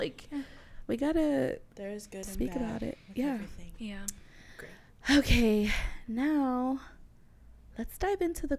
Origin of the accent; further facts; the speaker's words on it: Texas, United States; all four of us are Mexican. Mm-hmm. We're American. Females. We're Mexican American. We're from Texas.